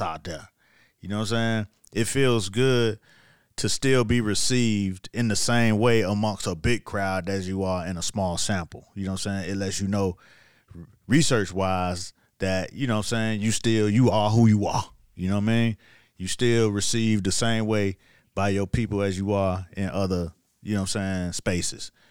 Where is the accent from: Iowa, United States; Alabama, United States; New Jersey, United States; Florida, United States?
Florida, United States; Miami; moved away as an adult; also born or lived in New York; I'm from Miami now. Yeah, I'm, I'm only been in New York about two years now